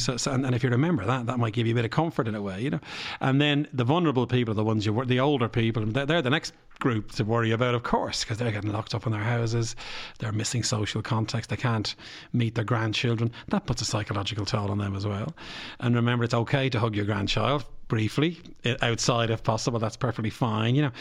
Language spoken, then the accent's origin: English; Bray, Leinster, Ireland; I come from Bray